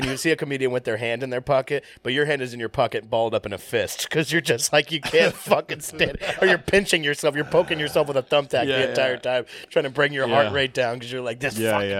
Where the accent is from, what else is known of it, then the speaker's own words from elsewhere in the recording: Bakersfield, California, United States; moved away; But I'm from Bakersfield.